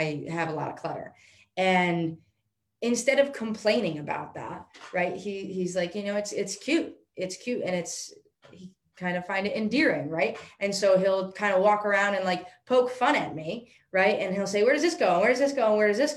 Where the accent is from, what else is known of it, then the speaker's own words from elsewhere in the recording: New York, United States; I'm from New York